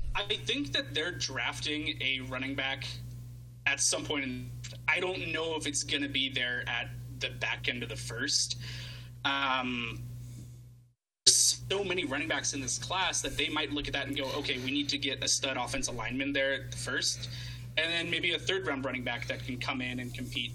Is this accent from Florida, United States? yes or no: no; Portland, Oregon, United States; born and raised in Portland, Oregon, four hours south of Seattle.